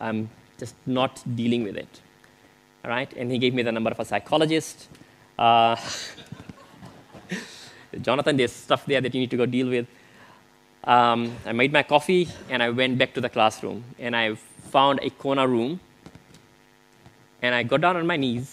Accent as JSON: {"language": "English", "country": "Fiji", "tie": "born or raised there", "moved": "yes", "said": "I grew up in Fiji"}